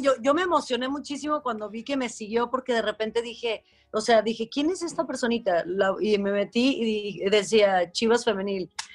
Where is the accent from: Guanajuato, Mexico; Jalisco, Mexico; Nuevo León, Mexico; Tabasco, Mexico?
Jalisco, Mexico; Guadalajara; moved away; Nací, crecí en Guadalajara